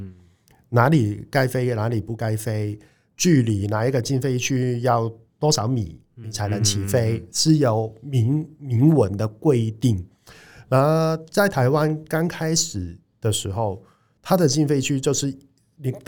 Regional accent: Hong Kong; now in Taiwan; 我们香港人也来一波投资移民，也算是外地来的创业者

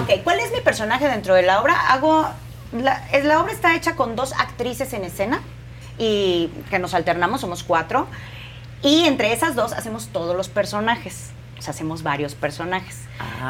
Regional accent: Veracruz, Mexico; also born or lived in Guadalajara; now in Mexico City, Mexico; Yo soy de Veracruz

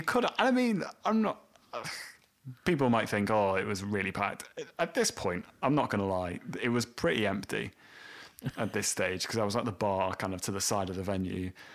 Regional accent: Welsh, Wales, United Kingdom; a Welshman and someone from Leeds

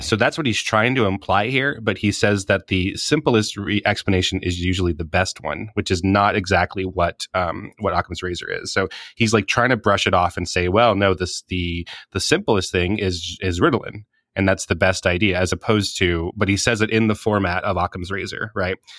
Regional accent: Hawaii, United States; I'm from Hawaii

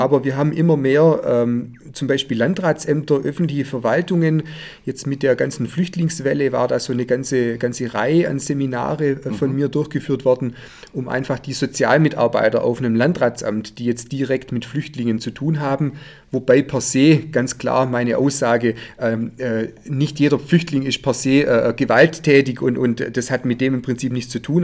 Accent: Heidenheim, Baden-Württemberg, Germany; Ich habe mit zehn Jahren hier in Heidenheim Judo begonnen zu trainieren

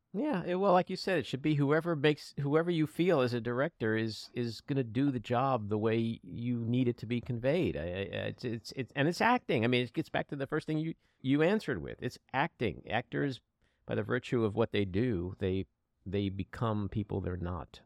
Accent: United States; as an American

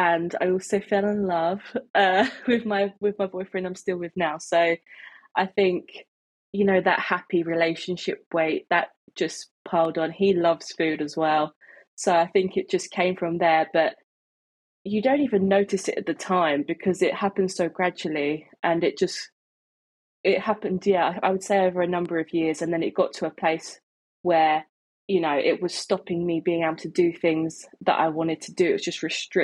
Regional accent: Isle of Sheppey, Kent, South East England, United Kingdom; I'm from Kent. I grew up on a small island called the Isle of Sheppey.

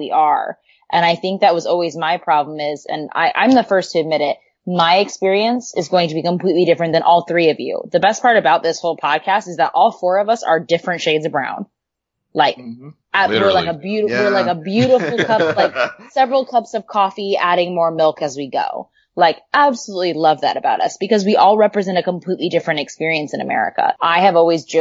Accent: Southern California, United States; I grew up in Southern California

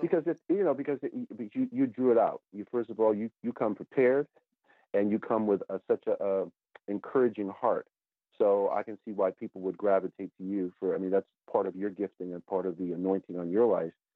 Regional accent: Connecticut, United States; moved away; also born or lived in New York area; my hometown of Connecticut

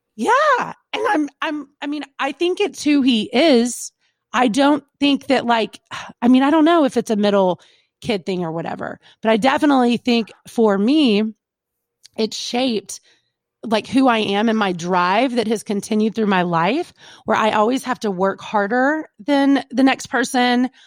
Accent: Kentucky, United States; we're from Kentucky, like good old boy

